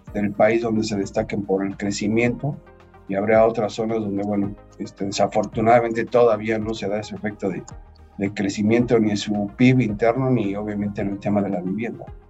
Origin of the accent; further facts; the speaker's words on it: Mexico; como país, este, como mexicanos